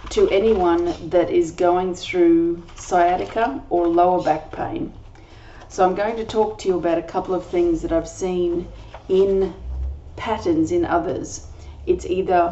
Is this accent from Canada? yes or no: no; Australia; I'm an Australian energy healer